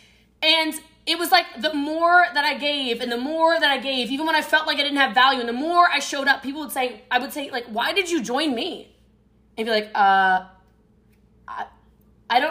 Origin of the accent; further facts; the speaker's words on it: United States; I'm American